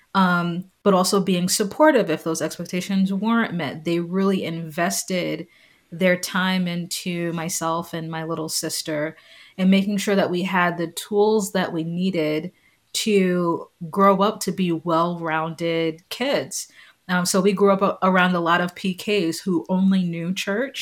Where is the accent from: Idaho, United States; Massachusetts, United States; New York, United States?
New York, United States; New York City; moved away as an adult; also born or lived in Long Island, New York / Notre Dame, Indiana; I grew up in Staten Island, New York. Um, I was born in Long Island, moved to Staten Island when I was three years old